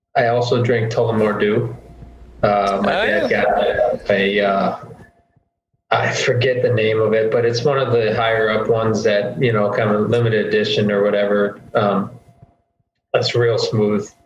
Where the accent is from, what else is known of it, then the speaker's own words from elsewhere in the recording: Northwest Indiana, United States; growing up in Northwest Indiana, where most people here are Bulls fans